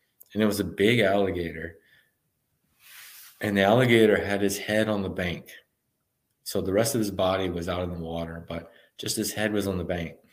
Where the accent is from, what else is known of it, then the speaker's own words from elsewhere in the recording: Texas, United States; I'm from Texas. I'm running in 90-degree weather most of the year